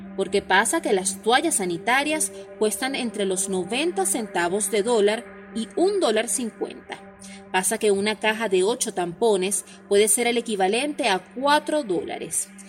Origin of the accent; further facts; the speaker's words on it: Venezuela; soy periodista en Venezuela